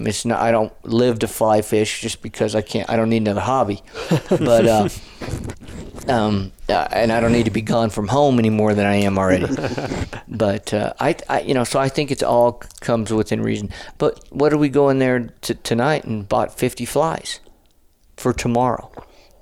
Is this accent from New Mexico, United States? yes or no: yes; New Mexico, United States; we were born and raised on New Mexican food